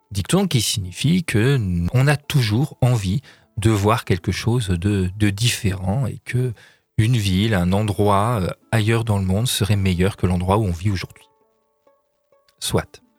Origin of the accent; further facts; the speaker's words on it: Centre-Val de Loire, France; accent: Tourangeau; notre accent à nous n'est absolument pas parisien. D'ailleurs, les Parisiens possèdent leur propre accent. Cet accent est tourangeau.